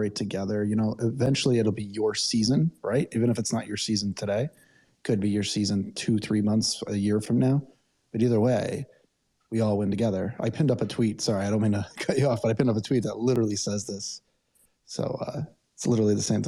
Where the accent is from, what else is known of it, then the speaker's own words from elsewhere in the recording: Connecticut, United States; now in Los Angeles, United States; I'm from Connecticut